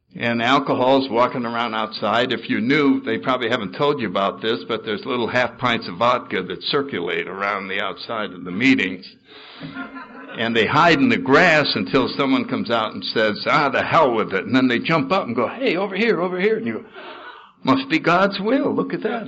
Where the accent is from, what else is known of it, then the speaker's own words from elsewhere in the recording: New Haven, Connecticut, United States; I was born in New Haven, Connecticut in 1931